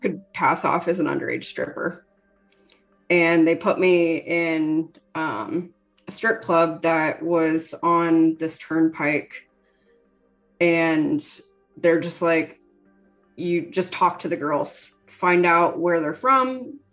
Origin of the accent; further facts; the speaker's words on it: Canada; moved away; also born or lived in Cincinnati, Ohio / Connecticut / Halifax, Nova Scotia; I'm Canadian, dual citizen.